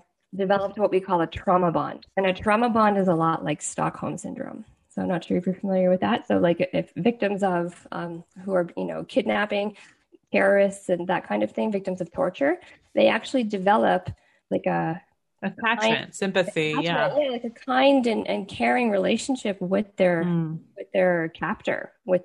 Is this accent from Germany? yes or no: no; Canada; as a Canadian